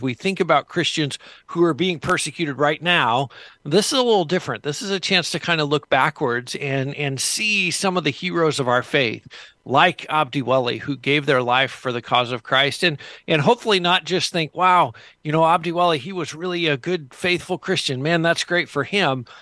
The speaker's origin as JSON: {"language": "English", "country": "United States", "said": "me as an American"}